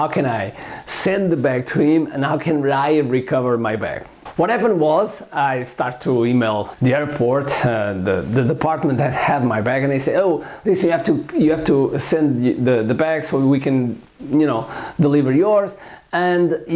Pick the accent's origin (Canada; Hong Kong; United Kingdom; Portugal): Portugal; Coimbra, Centro; I drove back to Coimbra, which is my hometown